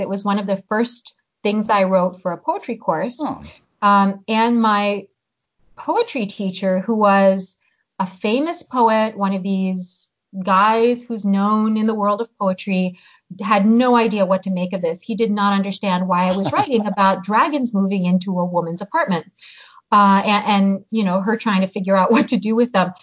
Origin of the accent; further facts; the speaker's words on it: United States; first language Hungarian; also born or lived in Hungary; I grew up in the US. Uh, we moved here when I was seven, and I grew up speaking English